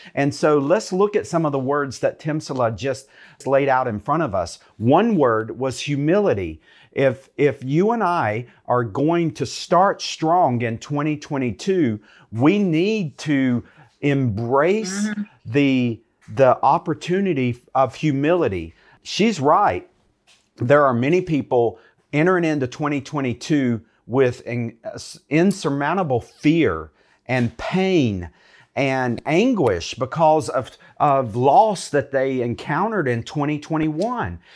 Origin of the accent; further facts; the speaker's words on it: United States; I'm from America.